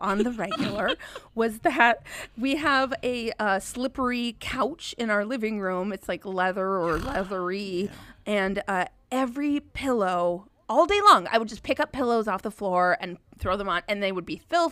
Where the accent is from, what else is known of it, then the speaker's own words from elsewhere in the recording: Minnesota, United States; I'm from Minnesota